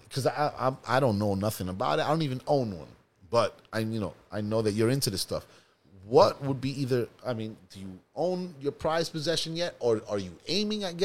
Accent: New York, United States; I'm a New Yorker through and through

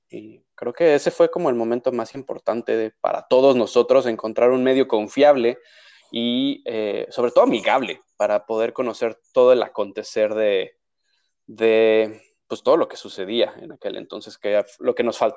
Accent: Mexico City, Mexico; accent: cantadito

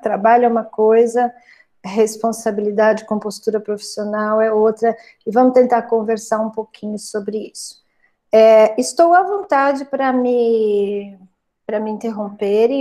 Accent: Brazil; also born or lived in São Carlos / Uberaba; Uberaba fica perto da cidade onde eu nasci, fica a 70 quilômetros de lá

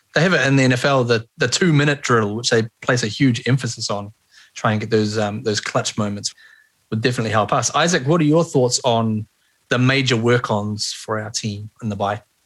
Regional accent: Johnsonville, Wellington, New Zealand; we're all from Johnsonville, and our local colours were blue and lighter blue

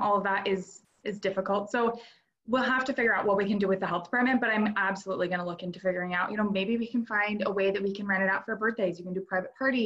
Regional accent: North Idaho, United States; So I'm an Idaho native. I've grown up and lived, born and raised in North Idaho my whole life

